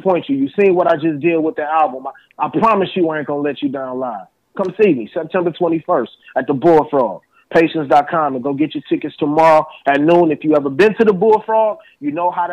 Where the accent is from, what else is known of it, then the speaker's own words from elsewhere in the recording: Detroit, Michigan, United States; I'm from Detroit where the best MCs is